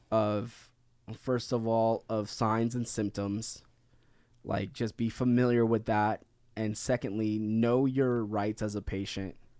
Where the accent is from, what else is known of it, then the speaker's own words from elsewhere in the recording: Philippines; being Filipino